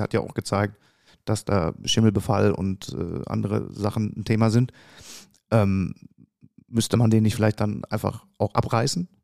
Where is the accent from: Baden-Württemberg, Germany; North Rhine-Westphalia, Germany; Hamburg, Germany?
North Rhine-Westphalia, Germany; Dortmund; Ich bin an der Saarlandstraße aufgewachsen, also nicht weit von der Brauerei entfernt